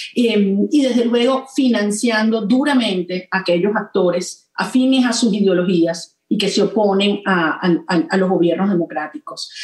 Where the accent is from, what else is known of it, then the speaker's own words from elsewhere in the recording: Venezuela; estoy aquí, en mi país y no en otra parte, porque estoy convencida que los venezolanos hemos dado todo